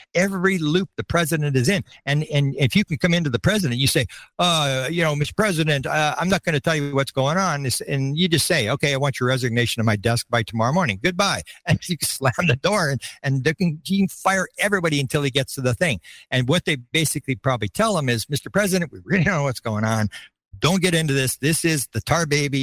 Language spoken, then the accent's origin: English; Canada; I'm a Canadian.